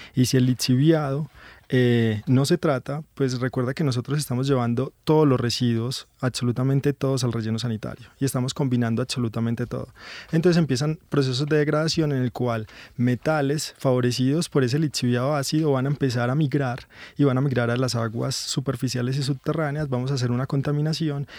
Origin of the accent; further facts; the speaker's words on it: Medellín, Antioquia, Colombia; yo soy de Medellín y pues sí trabajo aquí hace dos años